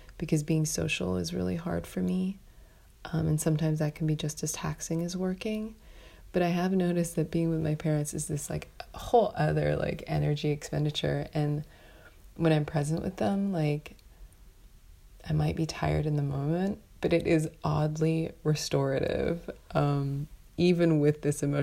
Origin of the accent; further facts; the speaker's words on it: New York City, New York, United States; as a New Yorker